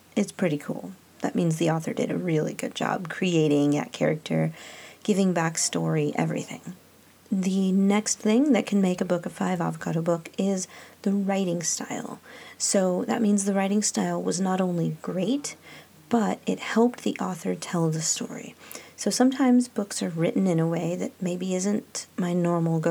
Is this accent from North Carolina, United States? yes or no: no; California, United States; now in Illinois, United States; I'm from California. My great-grandparents were from Mexico.